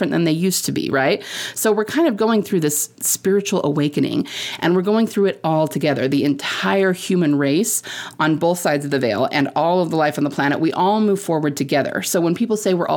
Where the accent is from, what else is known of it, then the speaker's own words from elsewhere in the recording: Utah, United States; I'm from Utah